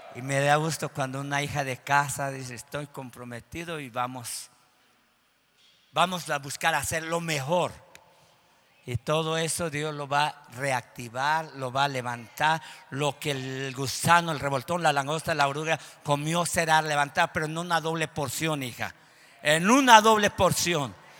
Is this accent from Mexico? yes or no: yes; Mexico; en nuestro país, en México